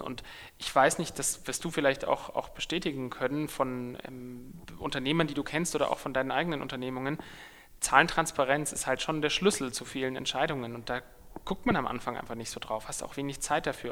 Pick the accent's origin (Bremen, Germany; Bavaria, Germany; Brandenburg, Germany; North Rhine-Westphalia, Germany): Bavaria, Germany; Munich; in meiner Heimatstadt